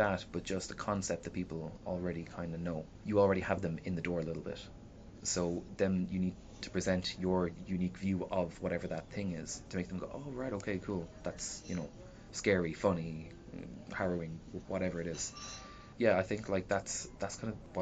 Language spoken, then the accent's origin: English; Shannon, Munster, Ireland; now in Limerick, Ireland; I came from Shannon.